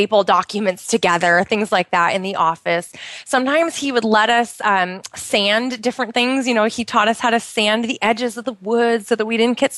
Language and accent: English; Pacific Northwest, United States; moved away as an adult; now in Bahrain; I grew up in the Pacific Northwest